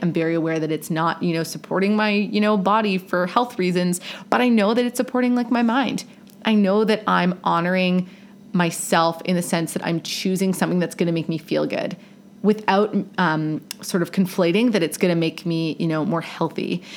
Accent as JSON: {"language": "English", "country": "Canada", "tie": "born or raised there", "said": "Growing up in Canada"}